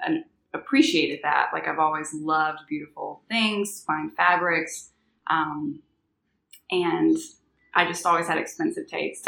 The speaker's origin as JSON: {"language": "English", "region": "Alabama", "country": "United States", "moved": "yes", "lives_now": "New Orleans, United States", "said": "I'm from Alabama"}